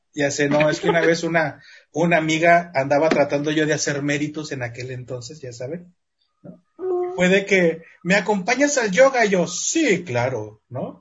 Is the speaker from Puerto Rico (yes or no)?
no; Mexico; como mexicanos